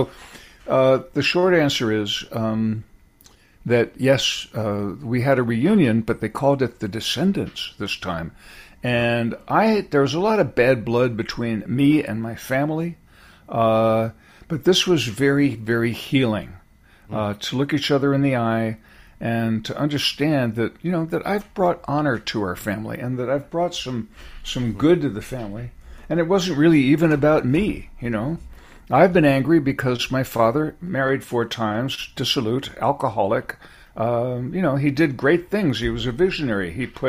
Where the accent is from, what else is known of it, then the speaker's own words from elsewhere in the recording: California, United States; Coming from California, I was going out to college in Berkeley, which was the center, the epicenter of the whole hippi